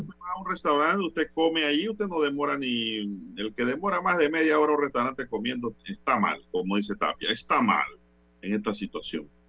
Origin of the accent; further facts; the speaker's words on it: Panama; como panameño y como ciudadano